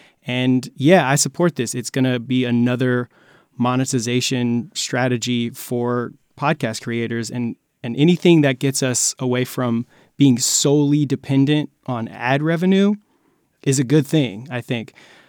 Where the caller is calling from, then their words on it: Long Beach, California, United States; I am in Long Beach, California at the moment at a friend who is an engineer, so he has his own studio.